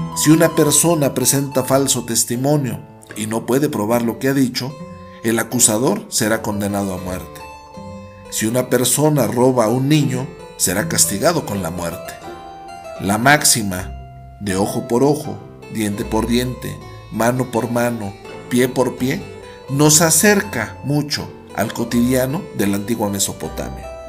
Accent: Mexico

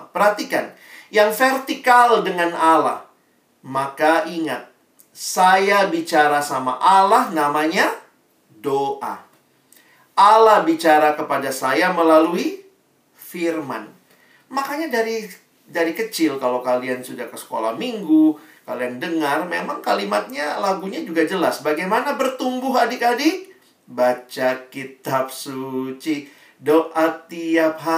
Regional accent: Makassar, South Sulawesi, Indonesia; Kayaknya rasanya saya anak Makassar Dari sekolah Di tempat di mana saya dididik Saya bertumbuh

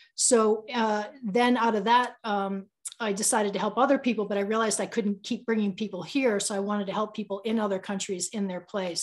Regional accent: Boston, Massachusetts, United States; now in Boulder, United States; I'm from Boston

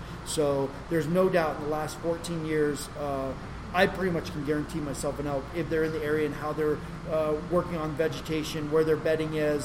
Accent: New Mexico, United States; as a kid growing up in New Mexico

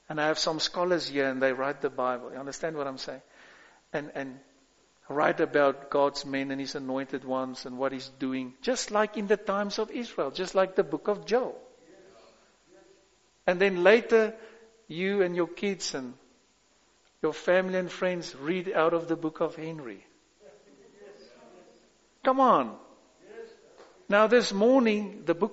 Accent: South Africa; I am a South African as well. a white one

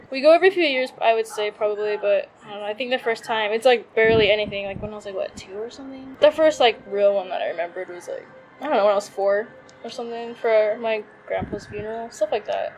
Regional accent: United States; moved away as an adult; now in Thailand; I like was born and raised there

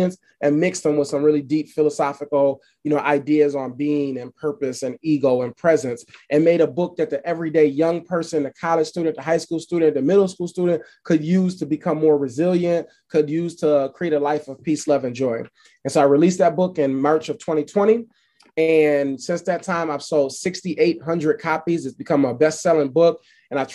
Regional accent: Buffalo, New York, United States; also born or lived in Alabama; I'm from Buffalo, New York

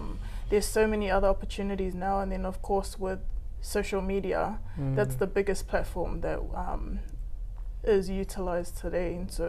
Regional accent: Hawaii, United States; I'm from Hawaii, so that's that all came from that very humble Instagram page that we started off with some interesting layouts.

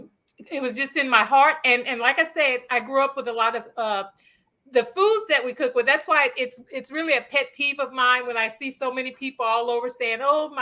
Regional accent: Louisiana, United States; now in Houston, United States; we grew up in Louisiana eating crawfish

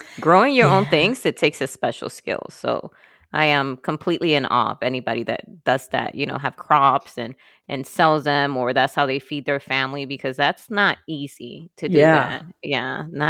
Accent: Wisconsin, United States; I'm coming from Wisconsin, remember? So it was some people had buggies for their vehicle.

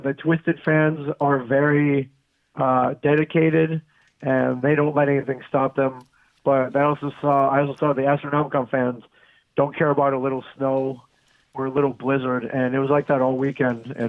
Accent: Michigan, United States; moved away; my home state of Michigan

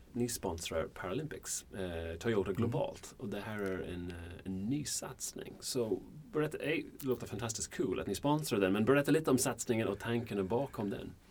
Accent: Ireland; Swedish is a second language; now in Sweden; jag kommer från Irland

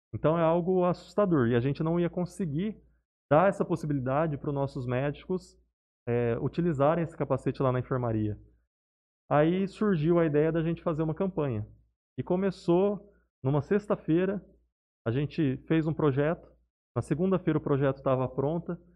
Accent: Barretos, São Paulo, Brazil; moved away as an adult; now in Jales, Brazil; eu sou natural de Barretos

